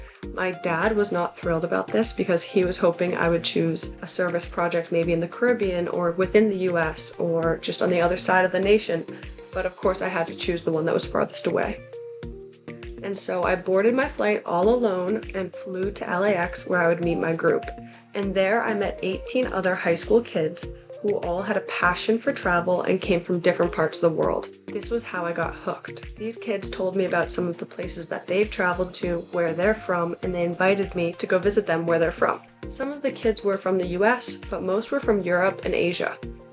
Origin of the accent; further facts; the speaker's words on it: Massachusetts, United States; So I grew up in the Boston area, and when I was young, we moved around a lot.